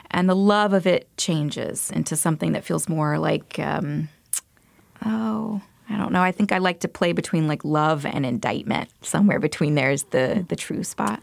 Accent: Montgomery, Alabama, United States; moved away; I'm originally from Montgomery, Alabama. I grew up there, and I went to school in Alabama, too

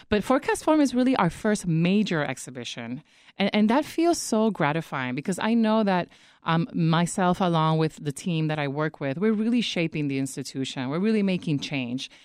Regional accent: Puerto Rico; moved away; I grew up in the Caribbean, I grew up in Puerto Rico

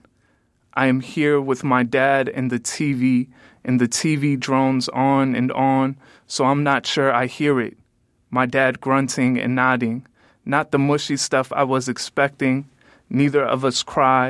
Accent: Calumet City, Illinois, United States; I come from Calumet City, which is a predominantly African-American city

